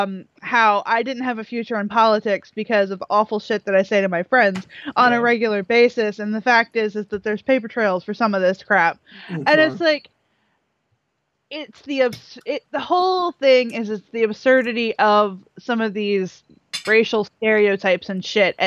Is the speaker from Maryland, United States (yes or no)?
yes; Baltimore, Maryland, United States; also born or lived in Salisbury, Maryland / Ocean City, Maryland; I actually did most of my growing up across the bridge, like right outside of Baltimore